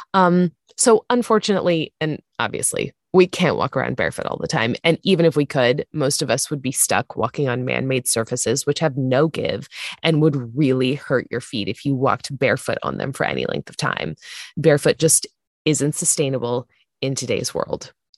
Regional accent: Santa Barbara, California, United States; I grew up in Santa Barbara

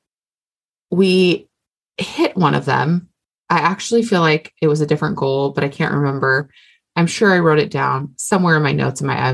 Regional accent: Hawaii, United States; I'm Hawaiian.

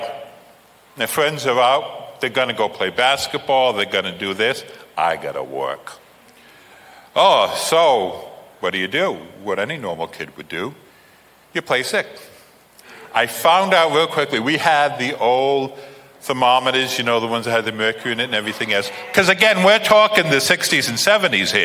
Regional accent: England, United Kingdom; I'm an Englishman

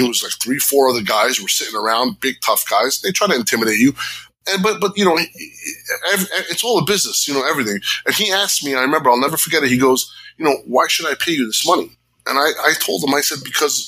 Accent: Jersey City, New Jersey, United States; I grew up in Jersey City. You know, I grew up with gangsters and all this other shit

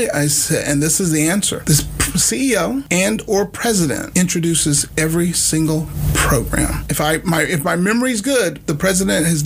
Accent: Okinawa, Japan; born there; also born or lived in Germany / New Jersey / El Paso; So I came to school in Beaumont, but I was born in Okinawa, Japan, lived in Germany, lived wow. in Jersey, lived in, you know, everywhere.

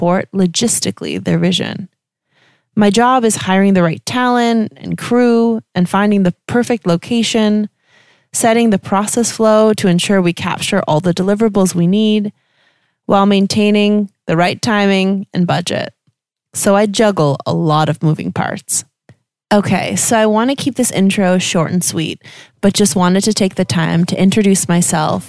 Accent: Canada; moved away as an adult; now in Germany; I don't have a German accent. And it's because I'm Canadian. I moved to Germany about 8 or 9 years ago

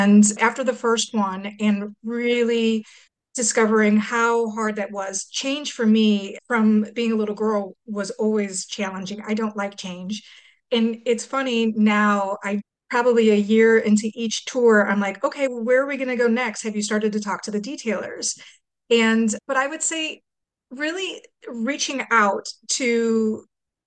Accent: St. Louis, Missouri, United States; moved away as an adult; I went to college in my hometown.

